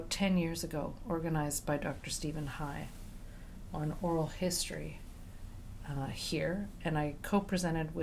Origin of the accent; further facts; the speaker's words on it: Buenos Aires, Argentina; now in Montreal, Canada; I'm originally from Argentina, Buenos Aires